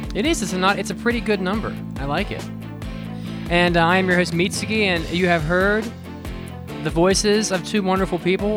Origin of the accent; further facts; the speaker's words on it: West Virginia, United States; the state bird of West Virginia, my hometown, my home, my home base